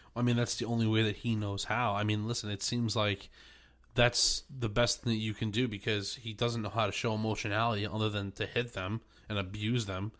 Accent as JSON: {"language": "English", "region": "New York", "country": "United States", "moved": "yes", "lives_now": "New Jersey, United States", "said": "I'm still a New Yorker"}